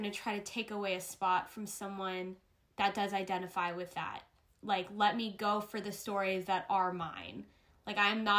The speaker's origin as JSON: {"language": "English", "country": "United States", "said": "I want to do things where I'm a Filipino American."}